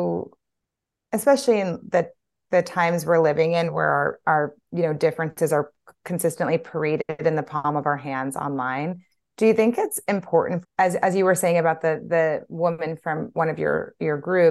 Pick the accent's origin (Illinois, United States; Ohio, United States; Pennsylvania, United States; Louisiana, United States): Louisiana, United States; I'm from Louisiana